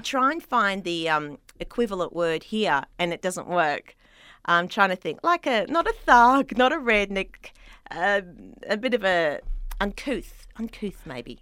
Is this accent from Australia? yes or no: yes; Sydney, New South Wales, Australia; accent: Australian; moved away as an adult; now in Los Angeles, United States; I was born in Sydney